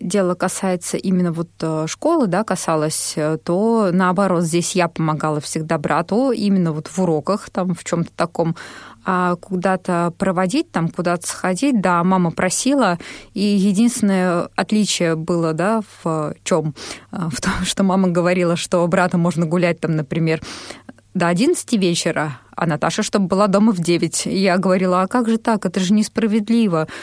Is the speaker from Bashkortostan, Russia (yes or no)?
no; Moscow, Russia; also born or lived in Barnaul; родилась я в Москве в 1987 году